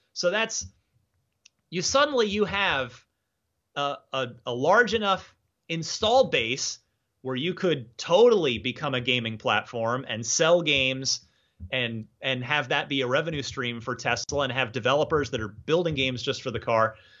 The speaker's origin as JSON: {"language": "English", "town": "Phoenix", "region": "Arizona", "country": "United States", "tie": "born or raised there", "also_born_or_lived": "New Jersey", "moved": "yes", "lives_now": "San Francisco, United States", "said": "the Phoenix area where I, uh, used to live where I mostly grew up. I'm originally from New Jersey"}